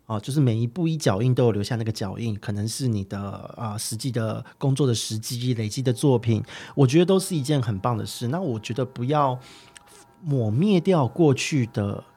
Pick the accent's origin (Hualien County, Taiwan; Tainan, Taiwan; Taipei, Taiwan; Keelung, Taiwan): Taipei, Taiwan; 因为我是台北人，我一直在台北